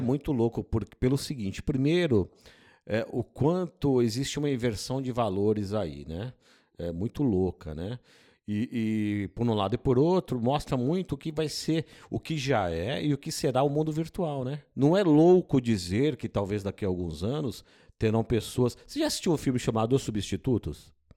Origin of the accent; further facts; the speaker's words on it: Brazil; nós somos brasileiros